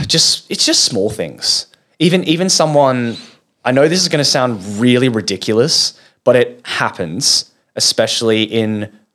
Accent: Australia; I'm Australian.

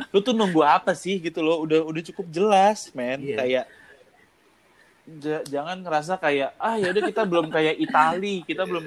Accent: Indonesia; cuman maksud gue gue sebagai orang Indo gue ngeliat orang Indo itu nunggu kejebles kalau bahasa Jawanya

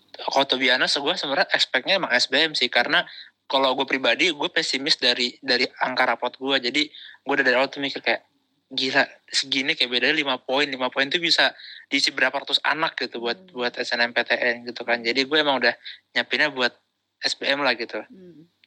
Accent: Bekasi, West Java, Indonesia; aku dari SMP satu gitu kan SMP top di Bekasi

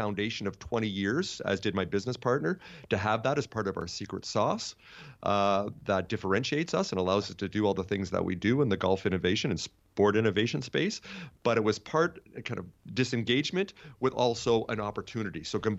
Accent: Canada; I'm Canadian like you, so I didn't know too much about cricket.

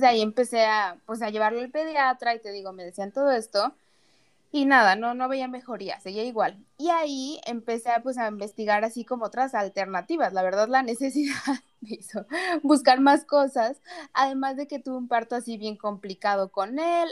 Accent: Mexico; now in United States; soy mexicana, muy orgullosa y todo, pero vivo acá en Estados Unidos

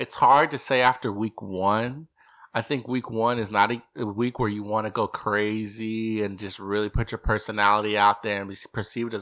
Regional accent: Texas, United States; I'm from Texas

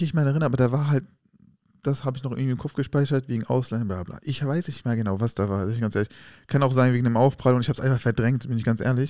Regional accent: Germany; Wir sind doch hier in Deutschland geboren.

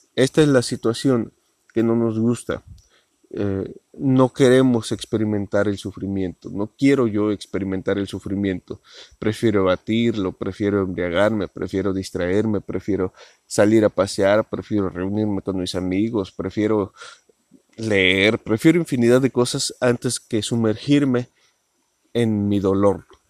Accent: Mexico; porque soy mexicano

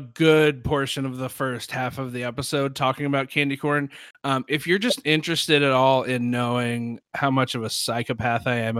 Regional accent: Sherman, Texas, United States; I'm from Sherman, Texas. I live in a small town.

